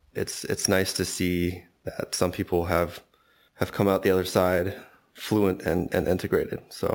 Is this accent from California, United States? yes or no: yes; Los Angeles, California, United States; now in Darmstadt, Germany; I'm from Los Angeles, California, and I've lived in Darmstadt, Germany for 3 years.